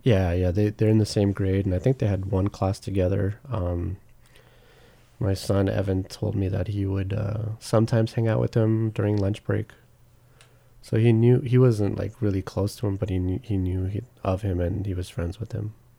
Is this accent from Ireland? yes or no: no; Long Beach, California, United States; I grew up in Long Beach